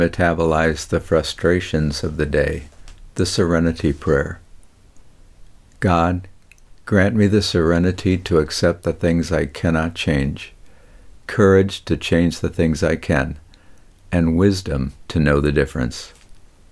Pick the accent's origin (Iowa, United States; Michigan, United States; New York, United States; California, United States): Michigan, United States; Detroit; I grew up in Detroit with lots of time outdoors